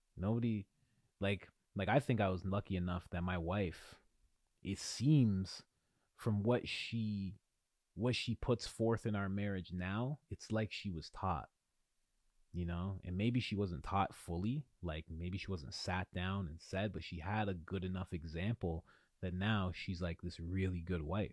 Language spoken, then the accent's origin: English; Ontario, Canada; in Ontario, I'm from Ontario